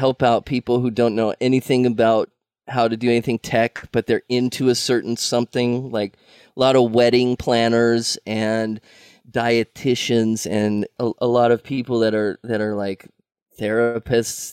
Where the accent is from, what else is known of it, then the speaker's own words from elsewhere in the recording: Long Beach, California, United States; also born or lived in Ventura County, California / Texas (grandfather); I'm from Long Beach, moved to Ventura County as a teenager. So, I'm sort of from here